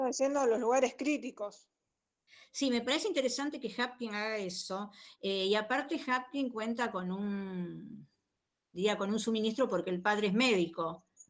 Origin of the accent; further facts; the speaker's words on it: Rosario, Santa Fe, Argentina; yo iba a la escuelita 147 en Fisherton